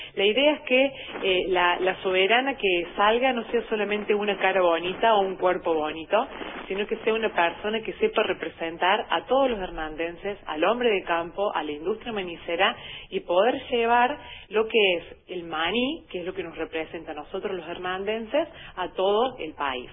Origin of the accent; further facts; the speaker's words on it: Hernando, Córdoba, Argentina; yo soy nativa de aquí de la ciudad de Hernando